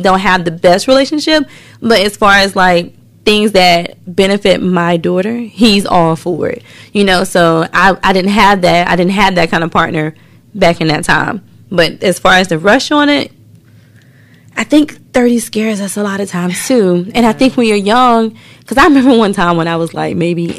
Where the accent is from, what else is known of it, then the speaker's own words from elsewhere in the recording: the South, United States; we're from the South